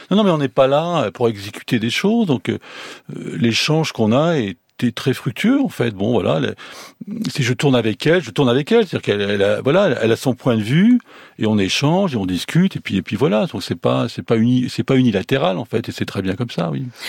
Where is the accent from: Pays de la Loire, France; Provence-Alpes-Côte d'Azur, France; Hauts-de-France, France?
Hauts-de-France, France; the Nord; je suis du Nord